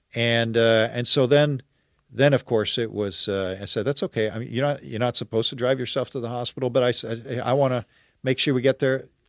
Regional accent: Netherlands; now in Oakville, Canada; I'm originally from the Netherlands

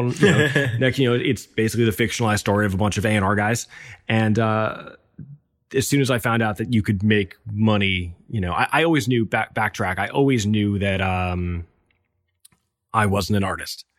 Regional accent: New York City, New York, United States; I'm born and raised in New York

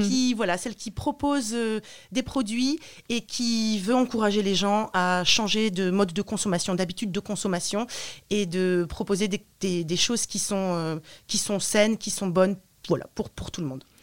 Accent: Roubaix, Hauts-de-France, France; also born or lived in Romania; now in Lille, France; j'habite à Lille, je suis née à Roubaix

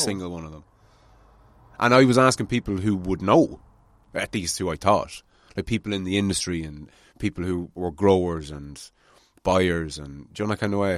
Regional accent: Ireland; as Irish people

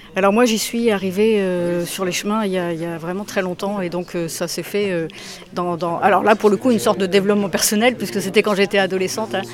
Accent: Brasparts, Brittany, France; le Mont-Saint-Michel de Braspard, en Bretagne, chez moi

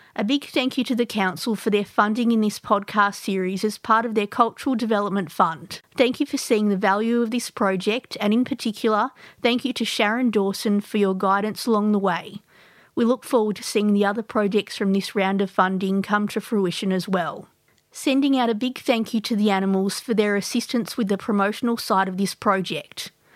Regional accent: Sydney, New South Wales, Australia; now in Melbourne, Australia; I grew up in Sydney

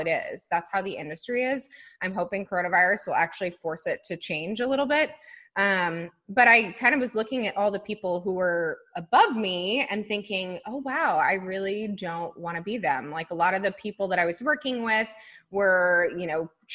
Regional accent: Colorado, United States; I grew up in Colorado

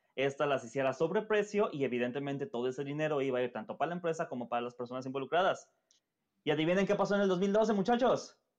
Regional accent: Mexico; nuestro querido México

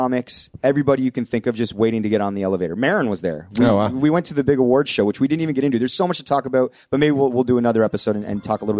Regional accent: the South, United States; I'm from the South.

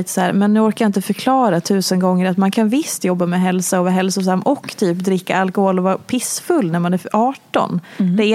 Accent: Oslo, Norway; now in Stockholm, Sweden; Eh, jag kom från Oslo jag hade precis träffat min exman Kim

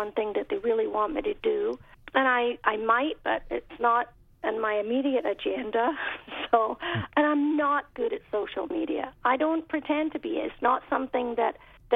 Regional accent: United Kingdom; moved away as an adult; now in United States; I grew up in Britain where we had Radio 1 was our main radio station

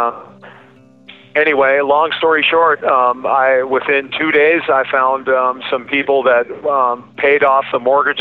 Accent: Alaska, United States; moved away as an adult; I flew back home to my home state to do some industrial painting projects.

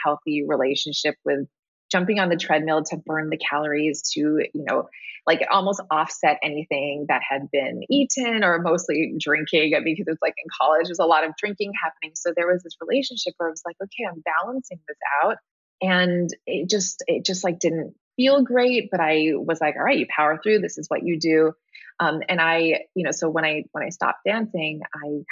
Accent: Hawaii, United States; I grew up in Hawaii

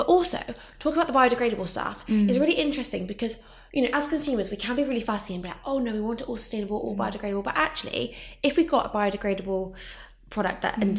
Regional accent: Somerset, South West England, United Kingdom; now in London, United Kingdom; I'm from Somerset originally.

